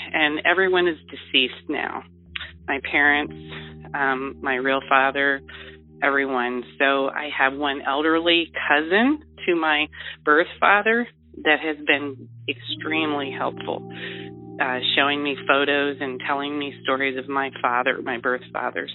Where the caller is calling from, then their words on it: Ohio, United States; I am calling from Ohio.